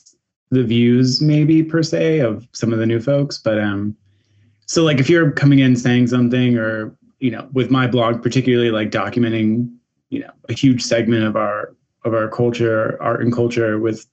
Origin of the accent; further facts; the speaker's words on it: Philadelphia, Pennsylvania, United States; I'm from Philadelphia